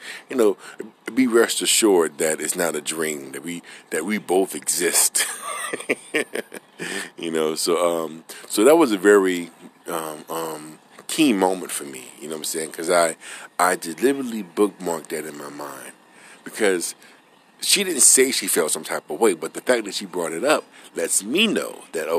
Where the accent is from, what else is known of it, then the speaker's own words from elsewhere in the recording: New Orleans, Louisiana, United States; moved away; I'm originally from New Orleans